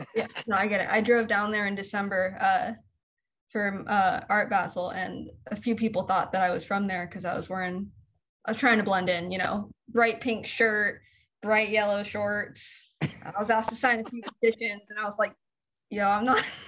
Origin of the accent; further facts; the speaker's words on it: Los Angeles, California, United States; I'm from I'm from LA. I, I live probably you know three miles away from where I grew up